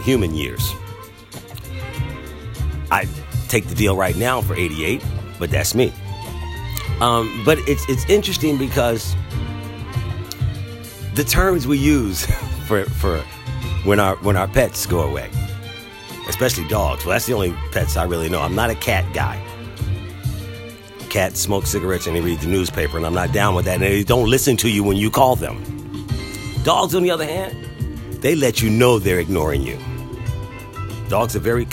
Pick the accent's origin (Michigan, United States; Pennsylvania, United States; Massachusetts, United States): Pennsylvania, United States; Philadelphia; moved away; also born or lived in Durham, North Carolina; I grew up in Philadelphia